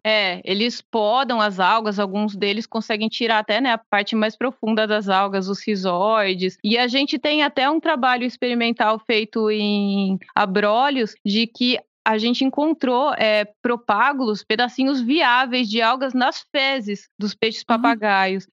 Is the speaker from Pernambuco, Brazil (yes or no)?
no; interior of São Paulo, Brazil; eu morava no interior de São Paulo